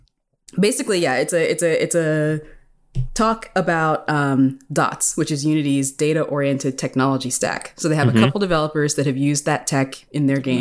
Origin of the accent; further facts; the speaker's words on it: Philadelphia, Pennsylvania, United States; I'm from Philly